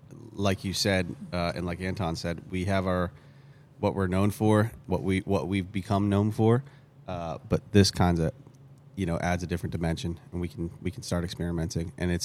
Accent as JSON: {"language": "English", "town": "Boston", "region": "Massachusetts", "country": "United States", "accent": "Boston", "said": "I say American, but my parents are immigrants, and so this accent is kind of made up. I'm from Boston originally."}